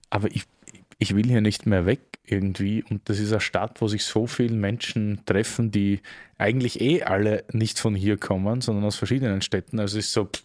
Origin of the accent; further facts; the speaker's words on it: Austria; now in Berlin, Germany; aber als Österreicher hat man hier so ein bisschen den Ösi-Bonus in Deutschland oder Berlin